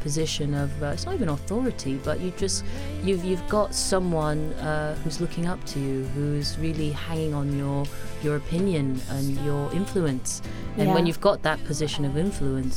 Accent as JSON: {"language": "English", "country": "United States", "tie": "born or raised there", "moved": "yes", "lives_now": "London, United Kingdom", "said": "I didn't grow up in London. I grew up in the States"}